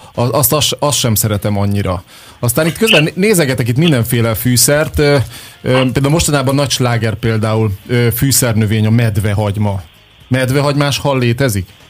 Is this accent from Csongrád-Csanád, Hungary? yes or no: no; Érd, Pest, Hungary; érdi vagyok, tősgyökeres érdi